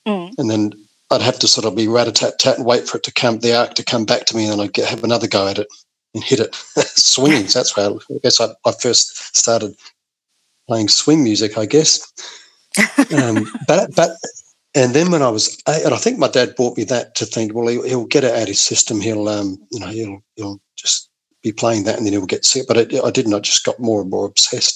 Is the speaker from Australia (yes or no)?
yes; Adelaide, South Australia, Australia; I grew up in Blackwood, sort of the inner Adelaide Hills